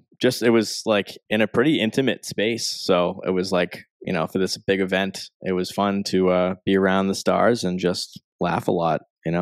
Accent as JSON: {"language": "English", "town": "Boston", "region": "Massachusetts", "country": "United States", "said": "where are you from? I said, Boston."}